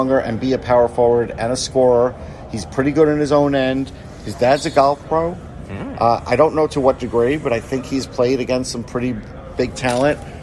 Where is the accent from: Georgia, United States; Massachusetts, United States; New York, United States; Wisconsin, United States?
New York, United States; accent: New York; my New York accent